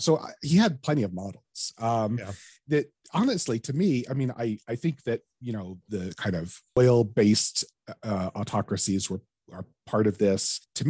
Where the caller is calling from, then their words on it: Alberta, Canada; I'm dialing in from Alberta, Canada, where we have the oil sands.